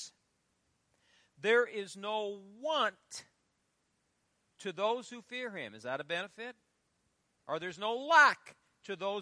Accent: Fairbury, Nebraska, United States; my hometown of Fairbury

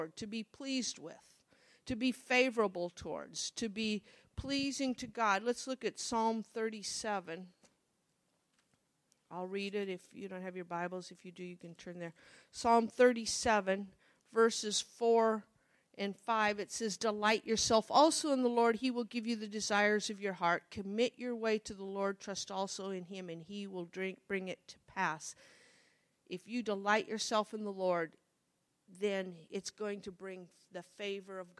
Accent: Monroe, Nebraska, United States; I grew up in Monroe

